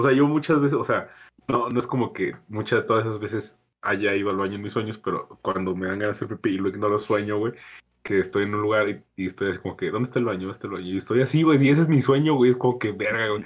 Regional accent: San Luis Potosí, Mexico; uno como mexicano o, por ejemplo, como potosino

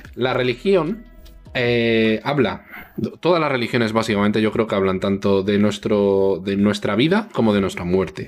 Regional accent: Spain; somos españoles, y en España mayoritariamente somos, somos todos cristianos

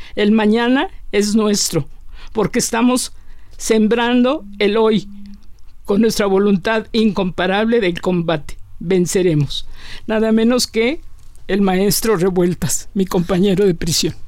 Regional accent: Taxco, Guerrero, Mexico; Soy una mujer mexicana, también, si no de pueblo, casi me yo crecí en un pueblo, Tasco Guerrero.

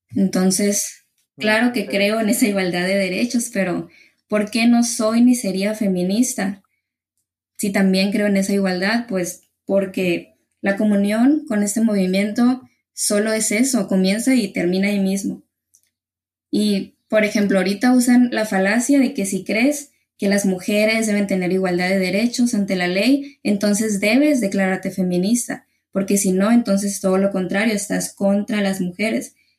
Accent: Ciudad Obregón, Sonora, Mexico; yo soy aquí de Ciudad Obregón, Sonora, en México

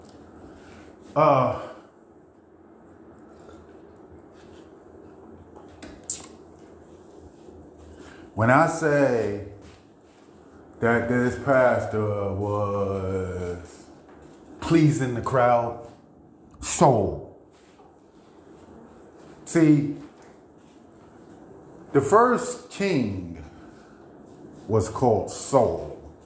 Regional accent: Baltimore, Maryland, United States; I'm from East Baltimore. That's what we do. The reason why we loud in East Baltimore, because in East Baltimore, we had mostly projects down there

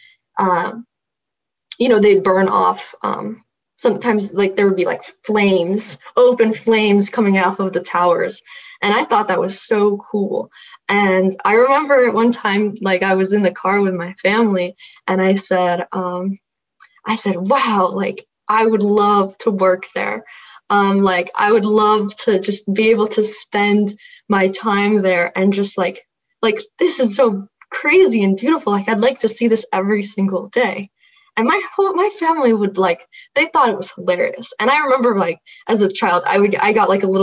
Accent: Houston, Texas, United States; I'm from the Houston area

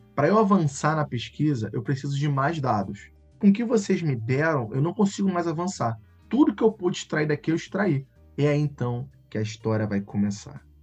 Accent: Rio de Janeiro, Brazil; accent: carioca; Eu sou, sou daqui do Rio de Janeiro, dá pra ver pelo meu sotaque, né? Carregado, horrível

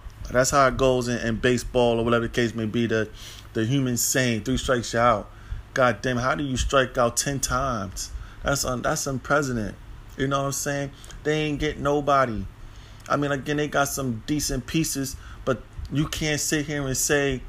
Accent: New York City, New York, United States; because I'm from New York City.

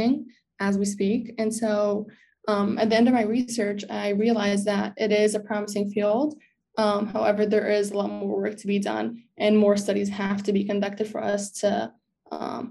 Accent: West Orange, New Jersey, United States; I am from West Orange, not far from here

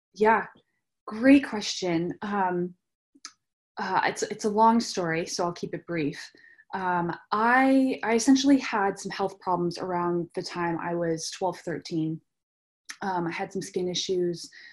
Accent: rural New Hampshire, United States; I grew up in New Hampshire, rural New Hampshire

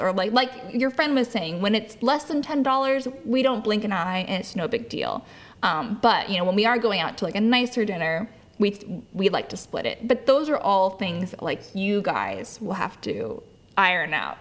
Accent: Lodi, California, United States; moved away; back to Lodi, back to where my hometown is

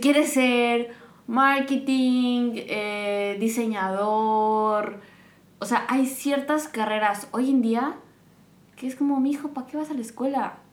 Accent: Morelos, Mexico; now in Qatar; yo soy de Morelos

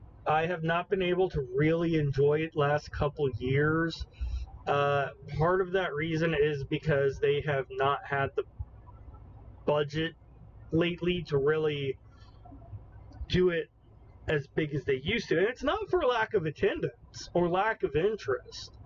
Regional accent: Broken Arrow, Oklahoma, United States; It's my hometown. It's a suburb of Tulsa County

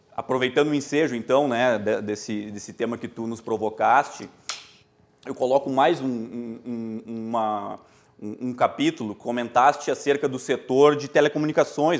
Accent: Cachoeira do Sul, Rio Grande do Sul, Brazil; moved away as an adult; now in Porto Alegre, Brazil; eu sou natural de Cachoeira do Sul e imigrei aqui para a capital ah, faz já uma década e já me sinto né, praticamente um porto-alegrense

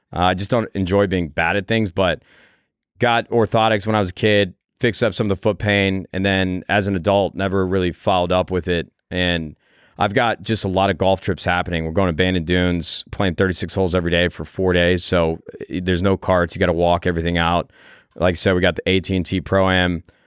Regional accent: Chicago, Illinois, United States; That's my hometown.

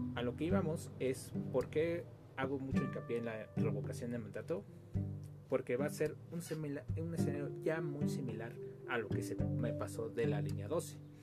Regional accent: Mexico; nosotros mismos como mexicanos

